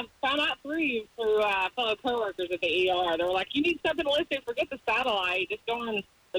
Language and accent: English; Chattanooga, Tennessee, United States; also born or lived in Hickory, North Carolina / West Bradenton, Florida; now in Bradenton, United States; I'm from Chattanooga, actually.